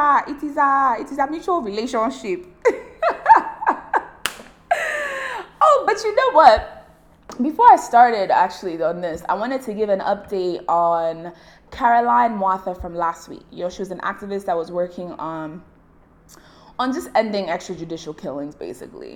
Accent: Nigeria; as a Nigerian

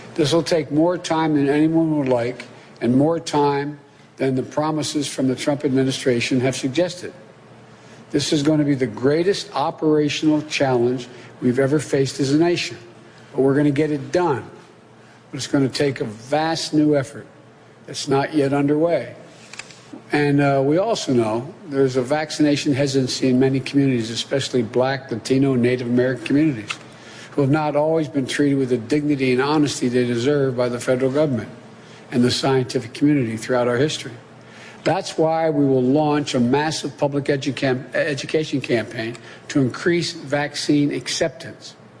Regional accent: Liverpool, North West England, United Kingdom; I come from Liverpool

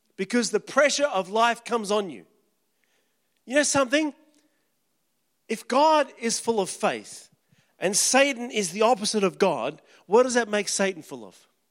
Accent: Kalgoorlie, Western Australia, Australia; moved away; wouldn't have ever left my hometown. 'Cause at the time, if you left town, you got frowned upon

